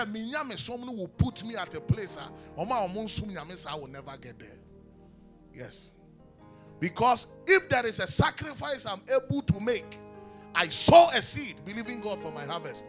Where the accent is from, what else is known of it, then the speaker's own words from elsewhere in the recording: Ghana; also born or lived in Kumasi, Ghana; I grew up playing instruments in the church. Anybody who knows me in the Presby Church in Kaswa knows that. I mean, when we moved from Kumasi to Kaswa